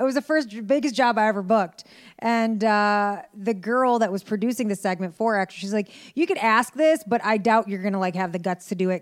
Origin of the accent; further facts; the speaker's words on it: Detroit, Michigan, United States; I was born in Detroit, Michigan